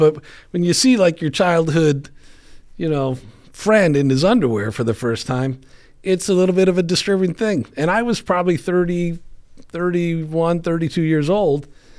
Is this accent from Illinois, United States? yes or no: yes; Chicago, Illinois, United States; I grew up in Chicago.